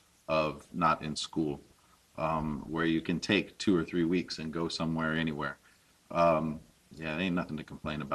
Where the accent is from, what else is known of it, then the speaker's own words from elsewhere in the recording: United States; as an American